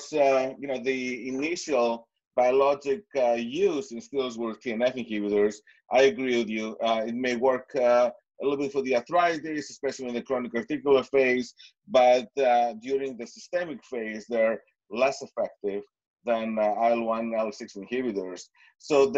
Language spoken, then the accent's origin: English; Greece; now in New York City, United States; Greece, my home country